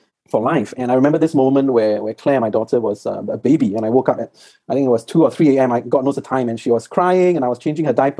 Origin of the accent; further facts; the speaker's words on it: Singapore; I'm from Singapore